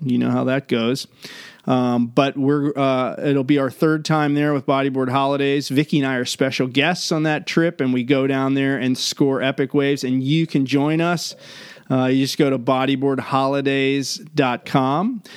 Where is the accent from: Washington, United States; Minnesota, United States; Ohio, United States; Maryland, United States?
Maryland, United States; my hometown in Maryland